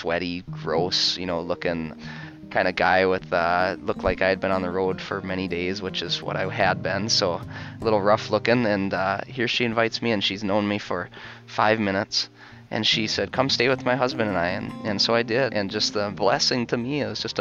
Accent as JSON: {"language": "English", "town": "Fergus Falls", "region": "Minnesota", "country": "United States", "tie": "born or raised there", "also_born_or_lived": "Fargo, North Dakota", "said": "I found a teaching position down in my hometown, Fergus Falls, Minnesota, and I am teaching there now"}